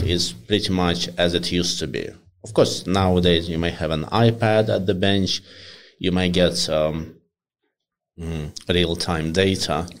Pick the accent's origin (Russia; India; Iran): Russia; moved away; also born or lived in Moscow; I grew up in Russia, in a relatively small city, and I went to study in Moscow for my uni